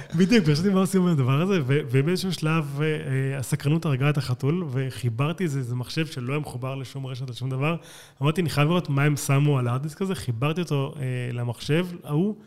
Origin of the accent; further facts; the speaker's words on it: Israel; אני לא אמריקאי, אני ישראלי